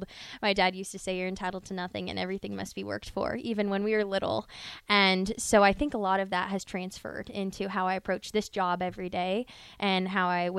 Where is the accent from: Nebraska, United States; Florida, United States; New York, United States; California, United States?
Nebraska, United States; Omaha; we grew up in Omaha